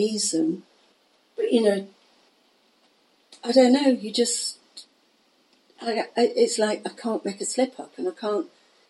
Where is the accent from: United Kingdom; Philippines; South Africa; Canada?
United Kingdom; Manchester, North West England; We came from the Manchester area.